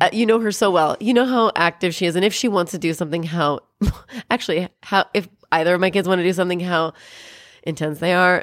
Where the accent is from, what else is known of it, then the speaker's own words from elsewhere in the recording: Columbia River region, Pacific Northwest, United States; moved away; I'm from Columbia region, whatever, where there's the Columbia River and lots of people die there.